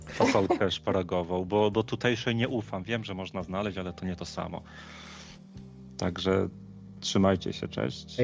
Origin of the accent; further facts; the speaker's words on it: Poland; moved away; pochodzę z Zagłębia, gdzie ludzie mają bardzo dużo truskawek